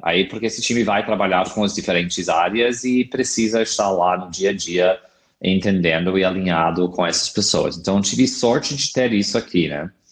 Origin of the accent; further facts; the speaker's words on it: California, United States; Portuguese is a second language; moved away as an adult; also born or lived in San Francisco; now in Brazil; eu sou americano, eu sou do estado da Califórnia, onde morei a maioria da minha vida adulta na cidade incrível de São Francisco